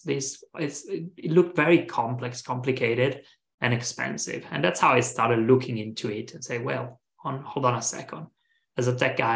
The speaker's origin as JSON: {"language": "English", "country": "Italy", "moved": "as an adult", "lives_now": "San Francisco, United States", "said": "I'm from Italy"}